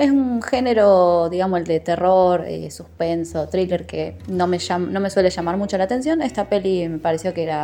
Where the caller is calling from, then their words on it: Rosario, Santa Fe, Argentina; Hola, Fábrica de Fantasmas, ¿cómo están? … de Rosario.